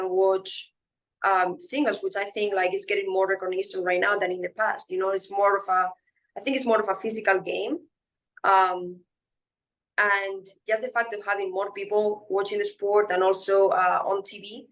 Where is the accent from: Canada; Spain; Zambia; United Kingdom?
Spain; now in Louisiana, United States; in Spain, like growing up, we were always on the street playing sports